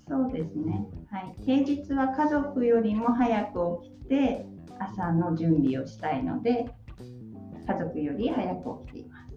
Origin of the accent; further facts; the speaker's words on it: Yamagata, Japan; now in Sendai, Japan; 私が生まれたのは山形県です。